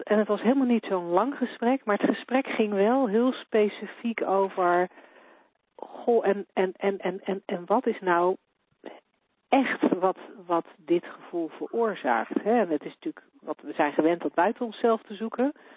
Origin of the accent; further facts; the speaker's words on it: Netherlands; voor mij als Nederlander